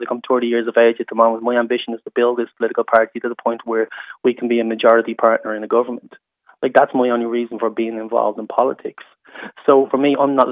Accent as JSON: {"language": "English", "town": "Dublin", "region": "Leinster", "country": "Ireland", "tie": "born or raised there", "said": "I grew up in the North Inner City in a council house"}